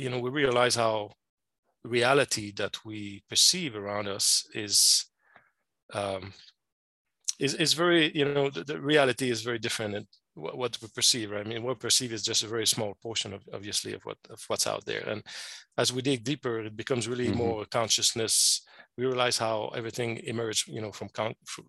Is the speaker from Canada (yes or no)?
yes; Quebec, Canada; accent: French Canadian; moved away as an adult; now in Arizona, United States; I'm a French Canadian. I'm originally from Quebec, Canada, the French province of Quebec. That's where mm-hmm. my funny accent is coming from.